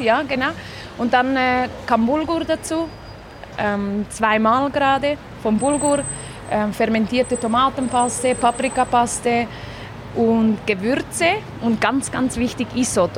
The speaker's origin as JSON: {"language": "German", "region": "Zurich", "country": "Switzerland", "tie": "born or raised there", "also_born_or_lived": "Gaziantep, Turkey"}